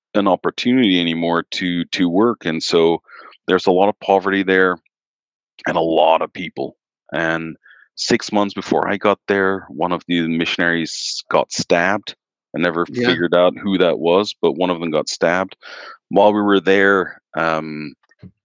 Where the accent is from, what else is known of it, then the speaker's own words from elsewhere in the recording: Midwestern American, United States; accent: Midwestern American; I got my own accent back, which is what I've been told, a Midwestern American accent.